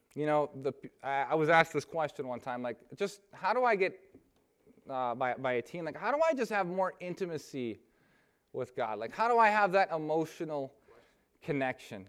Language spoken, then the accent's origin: English; Lansing, Michigan, United States; I'm from I'm from Lansing, Michigan